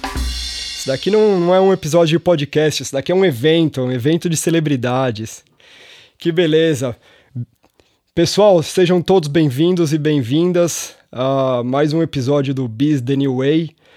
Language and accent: Portuguese; São Paulo, Brazil; eu que sou nascido e criado em São Paulo